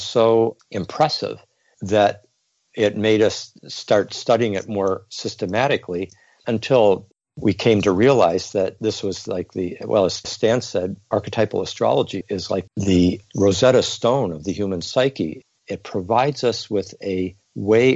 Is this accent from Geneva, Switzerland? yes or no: yes; Geneva, Switzerland; I was born in Geneva, Switzerland